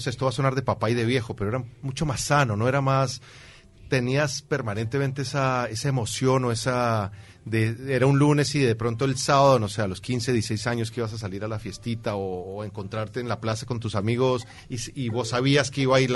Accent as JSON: {"language": "Spanish", "region": "Caribbean Region", "country": "Colombia", "moved": "as an adult", "lives_now": "Uruguay", "said": "en Colombia pasa que somos"}